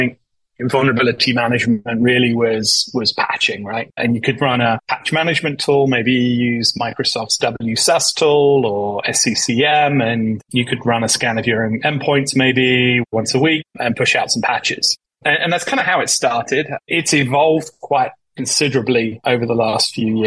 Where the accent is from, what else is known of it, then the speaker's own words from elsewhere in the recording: United Kingdom; moved away as an adult; also born or lived in Boston; now in United States; as you can probably tell from my accent, I'm originally from the UK.